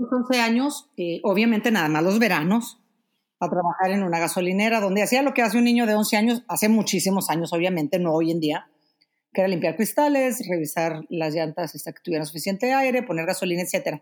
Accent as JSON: {"language": "Spanish", "country": "Mexico", "moved": "as an adult", "said": "tuve que salir de México hace, cuántos años? Fue en el 2015"}